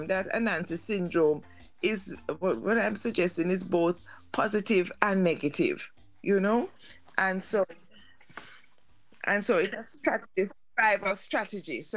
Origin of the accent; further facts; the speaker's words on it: Kingston, Jamaica; I grew up in Kingston